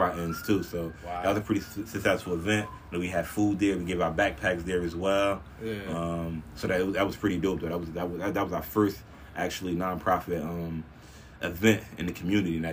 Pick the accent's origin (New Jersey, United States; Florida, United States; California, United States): New Jersey, United States; Orange; I'm actually from Orange, New Jersey